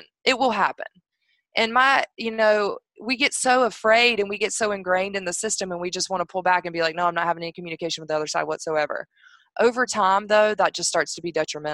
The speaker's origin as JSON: {"language": "English", "region": "North Carolina", "country": "United States", "said": "North Carolina is my home state"}